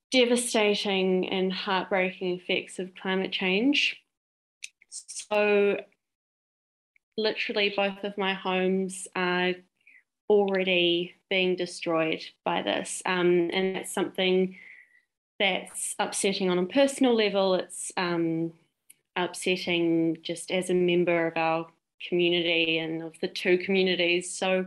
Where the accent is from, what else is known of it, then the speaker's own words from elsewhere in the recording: Greece; also born or lived in New Zealand; I am originally from Greece, born and raised there. And I'm also half Kiwi and whangai Māori to iwi and Taranaki.